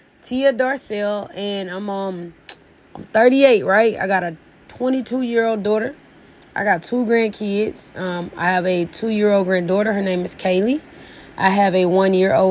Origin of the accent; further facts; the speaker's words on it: Edison, Georgia, United States; also born or lived in Columbus, Georgia; I left my hometown, small town, Edison, Georgia